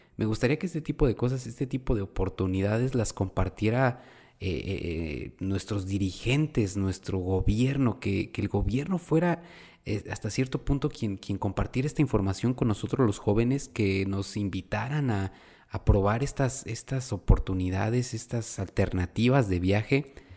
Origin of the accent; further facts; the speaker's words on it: Mexico; nosotros los mexicanos